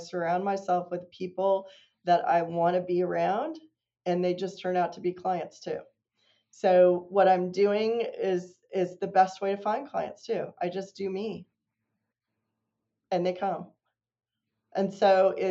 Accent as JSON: {"language": "English", "region": "Kansas", "country": "United States", "tie": "born or raised there", "also_born_or_lived": "Missouri", "moved": "as an adult", "lives_now": "North Carolina, United States", "said": "I grew up in Kansas"}